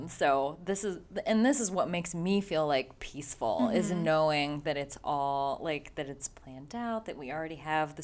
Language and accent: English; Midwest, United States; we're from the Midwest